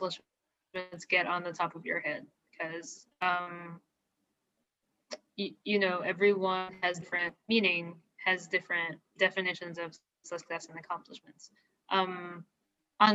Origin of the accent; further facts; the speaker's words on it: Philippines; moved away as an adult; also born or lived in Indianapolis, Indiana, United States; now in United States; I'm not from here. I was not born here. I was born and raised in the Philippines.